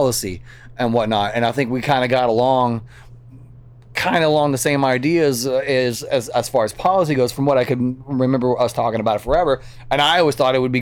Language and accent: English; Kentucky, United States; now in Las Vegas, United States; I'm from Kentucky